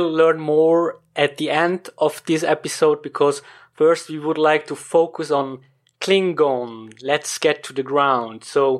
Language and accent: English; German-speaking Switzerland, Switzerland; English is a second language; As you know, I come from Switzerland, from the German-speaking part.